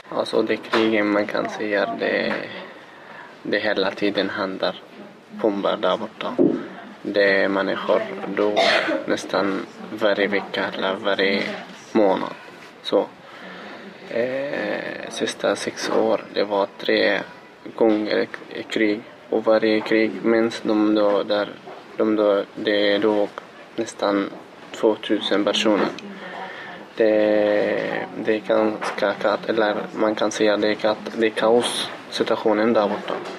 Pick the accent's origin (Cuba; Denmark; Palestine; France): Palestine; Gaza, Gaza Strip; Swedish is a second language; moved away as an adult; now in Gothenburg, Sweden; Jag är född i Gaza. Jag är palestinamedborgare. Jag kom till Sverige för fyra år sedan.